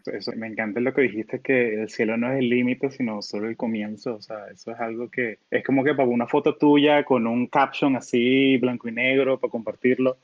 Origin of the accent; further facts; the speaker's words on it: Orlando, Florida, United States; also born or lived in Caracas, Venezuela; now in California, United States; cuando yo crecí en Orlando